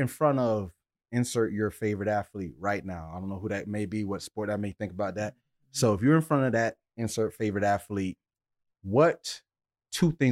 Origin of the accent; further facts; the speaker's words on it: Deerfield Beach, Florida, United States; we two kids from Deerfield